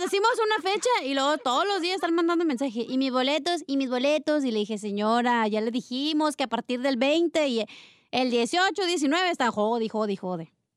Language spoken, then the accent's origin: Spanish; California, United States; yo soy de California